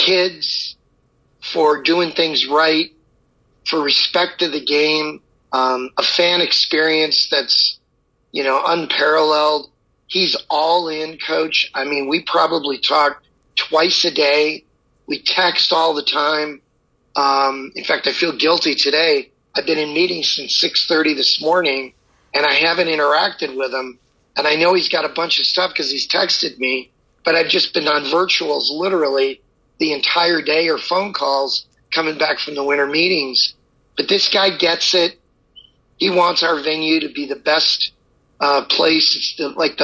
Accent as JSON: {"language": "English", "region": "Midwest", "country": "United States", "tie": "born or raised there", "also_born_or_lived": "Los Angeles, United States", "moved": "yes", "said": "growing up in the Midwest"}